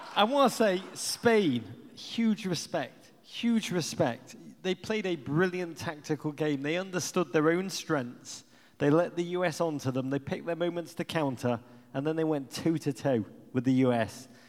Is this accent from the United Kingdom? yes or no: yes; England, United Kingdom; moved away as an adult; now in United States; I grew up in England